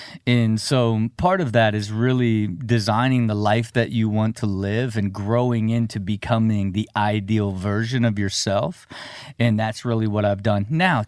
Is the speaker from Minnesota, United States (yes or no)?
no; Dayton, Ohio, United States; From Dayton, Ohio.